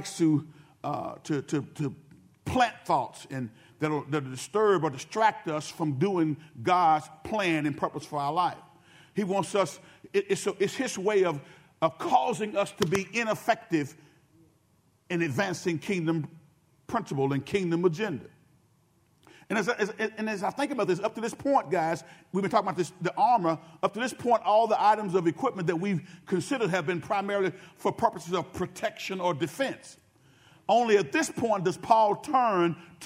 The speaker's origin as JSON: {"language": "English", "town": "Benton", "region": "Louisiana", "country": "United States", "said": "from the town of Benton, Louisiana. I was from Benton before"}